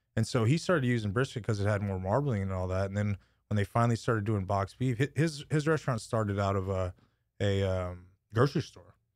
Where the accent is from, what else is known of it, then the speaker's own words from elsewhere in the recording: Lockhart, Texas, United States; moved away as an adult; now in Austin, United States; born and raised in La Carra, graduated from there